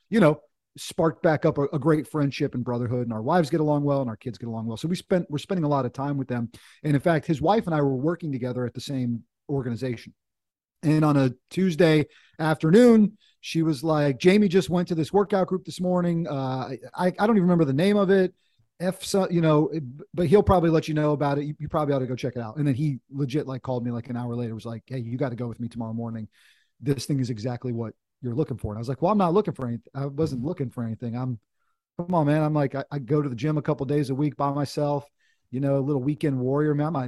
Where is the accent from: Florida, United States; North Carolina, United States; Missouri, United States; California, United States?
North Carolina, United States; My dad was in the Air Force when we were kids, but sort of grew up in North Carolina, went to college down here, and had a chance to to kind of come home in, in a sense.